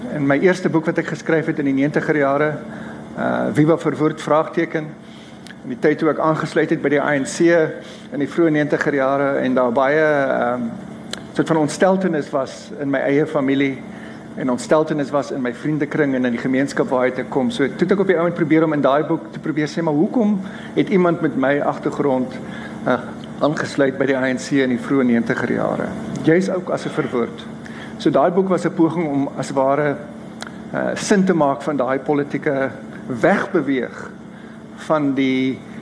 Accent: Stellenbosch, Western Cape, South Africa; moved away as an adult; also born or lived in Ireland; ek het groot geword in Enie Park

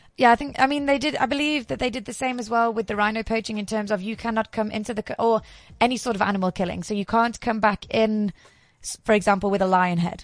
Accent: England, United Kingdom; now in South Africa; I'm English through and through.

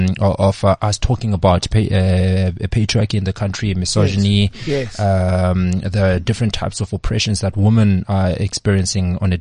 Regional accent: Bloemfontein, Free State, South Africa; moved away as an adult; also born or lived in Vaal / Durban; now in Johannesburg, South Africa; I've lived my entire life in Bloemfontein. I was born in the Vaal, lived a little bit in Durban, but then we moved to Bloem when I was about 6 years old.

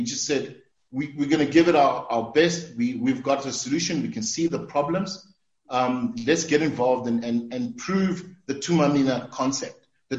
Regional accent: South Africa; as a South African, as a citizen

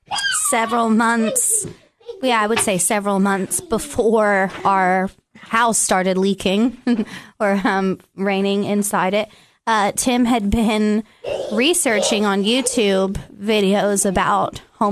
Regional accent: Louisiana, United States; also born or lived in California; now in Tennessee, United States; I grew up in Louisiana on a farm.

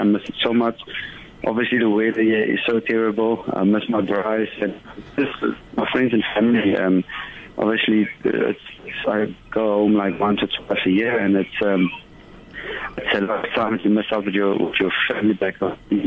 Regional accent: Wellington, Western Cape, South Africa; growing up in Wellington, it was a small town, so I went to a school called Eugene High School

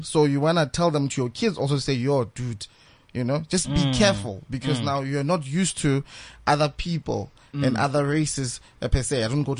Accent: Bloemfontein, Free State, South Africa; Because I'm from the Free State. So Bloemfontein to be specific

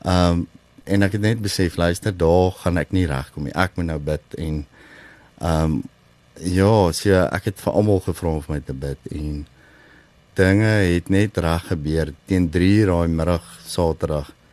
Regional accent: South Africa; also born or lived in Lowveld, Mpumalanga

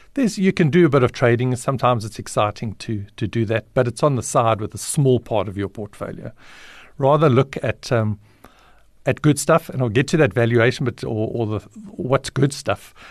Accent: Alberton, Gauteng, South Africa; also born or lived in Johannesburg, South Africa; I ended up, um, in Alberton just before my ninth birthday, and I've been in Alberton ever since.

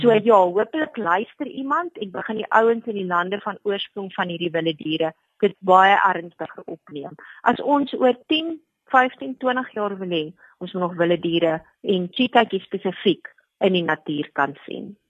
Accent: South Africa; as Suid-Afrikaners weet ons

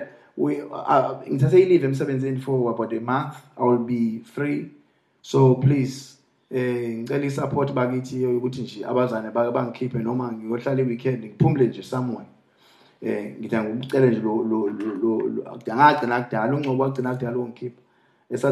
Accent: Eastern Cape, South Africa; I come from Eastern Cape

